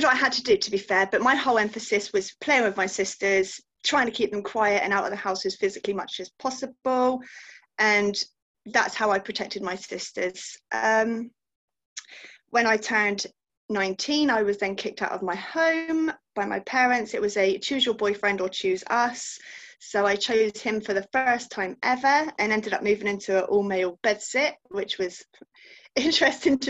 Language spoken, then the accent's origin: English; Gloucester, South West England, United Kingdom; I'm from Gloucester in the UK.